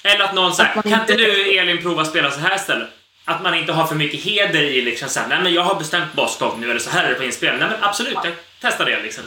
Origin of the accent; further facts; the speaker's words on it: Sweden; som svensk